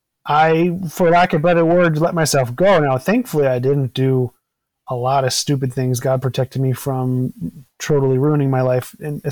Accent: Maryland, United States; also born or lived in Virginia; now in Wisconsin, United States; I've lived in 10 states and I grew up in Maryland and Virginia.

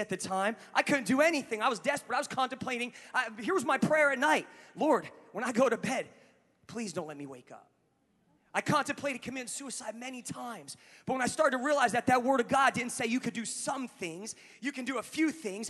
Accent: New Jersey, United States; moved away; I'm a guy from Jersey

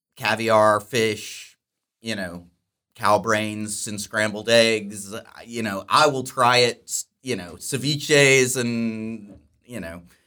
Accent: Dallas-Fort Worth area, Texas, United States; I grew up here in the Dallas-Fort Worth area

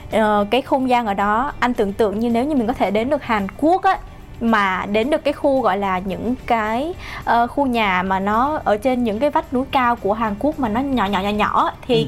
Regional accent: Ho Chi Minh City, Vietnam; mình là một người Sài Gòn

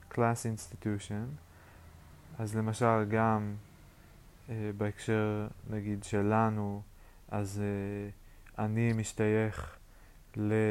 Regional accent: Yokneam, Northern District, Israel; אני במקור מהצפון, מיוקנעם, לפני זה מקיבוץ, אז אני גם קצת קיבוצניק, אני כאילו קצת סלט.

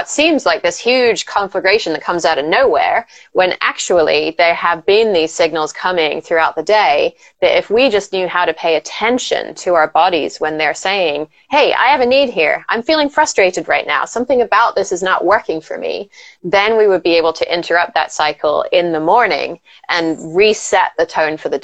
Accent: England, United Kingdom; I grew up in England

